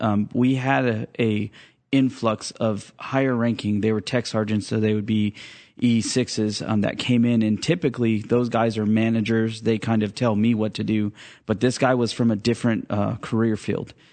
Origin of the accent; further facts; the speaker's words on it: Fresno, California, United States; I was, uh, born and raised in Fresno